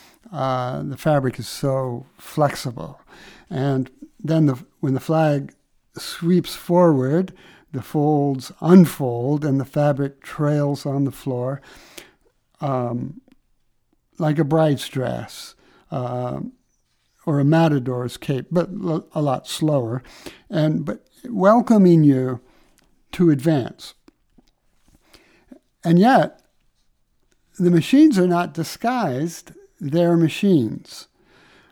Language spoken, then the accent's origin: English; Midwest, United States; I grew up in the Midwest